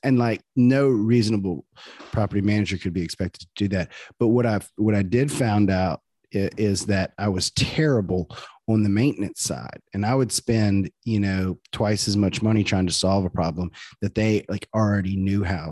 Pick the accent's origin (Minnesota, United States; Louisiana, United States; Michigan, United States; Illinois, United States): Louisiana, United States; near Zachary; Lizzie is, is from my hometown, well, nearby my hometown. She's from Zachary, Louisiana